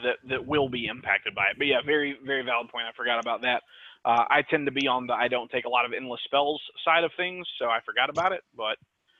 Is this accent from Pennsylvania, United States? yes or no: no; Memphis, Tennessee, United States; Bro, I'm from Memphis, Tennessee.